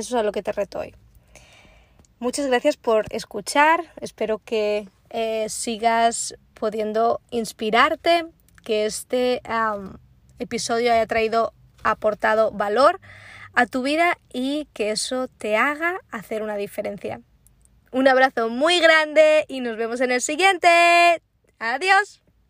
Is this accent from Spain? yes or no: yes; Spain; also born or lived in Prague, Czech Republic / Bristol, England; now in Florida, United States; soy una es como buena española